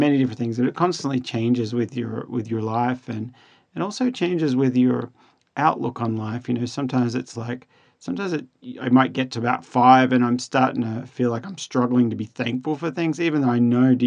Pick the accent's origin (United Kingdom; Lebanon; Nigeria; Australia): Australia; now in United States; being an Australian